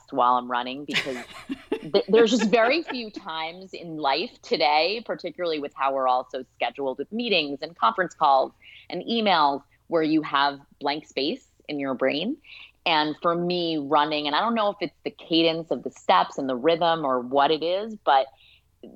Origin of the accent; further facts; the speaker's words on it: New York City, New York, United States; I grew up in Brooklyn, New York